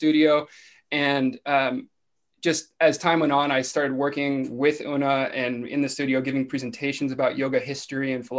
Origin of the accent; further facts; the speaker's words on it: Los Angeles, California, United States; also born or lived in Hawaii / Ventura, California; I'm from California and I grew up here in Los Angeles